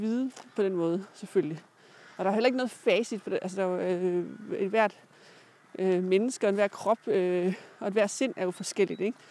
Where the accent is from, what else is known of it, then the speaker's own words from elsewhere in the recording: Jutland, Denmark; jeg er fra Jylland